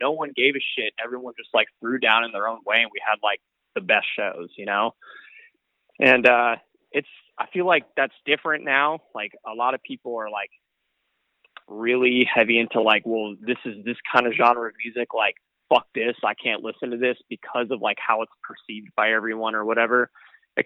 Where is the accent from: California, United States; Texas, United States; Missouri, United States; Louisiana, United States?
California, United States; Bay Area; We're from the Bay Area and California